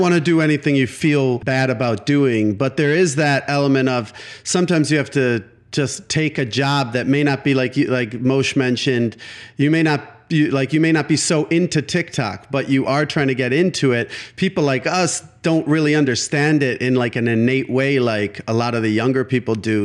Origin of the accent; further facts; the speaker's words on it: Milwaukee, Wisconsin, United States; the alternative newspaper of Milwaukee, my hometown